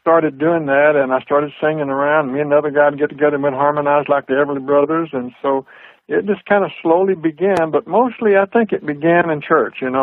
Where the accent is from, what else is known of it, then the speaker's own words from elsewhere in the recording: Joshua, Texas, United States; also born or lived in Fort Worth, Texas; I was born in and around Fort Worth, Texas, which is just to the west of Dallas, and in a small town called Joshua